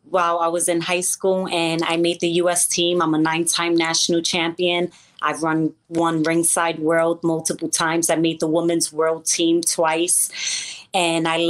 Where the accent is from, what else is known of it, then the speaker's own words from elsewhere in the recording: New York City, New York, United States; moved away as an adult; also born or lived in Connecticut; now in Florida, United States; I'm actually from Brooklyn, New York.